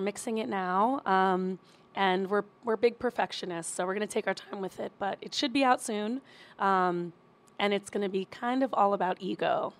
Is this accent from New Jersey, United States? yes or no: yes; Princeton, New Jersey, United States; moved away as an adult; also born or lived in Bronx, New York; now in Queens, New York, United States; born in the Bronx, raised in Jersey, stay pretty close.